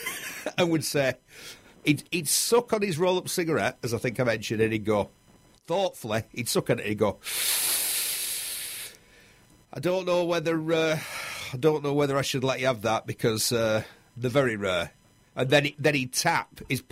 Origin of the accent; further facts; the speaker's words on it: Bury, North West England, United Kingdom; There used to be a motorbike shop in Bury, my hometown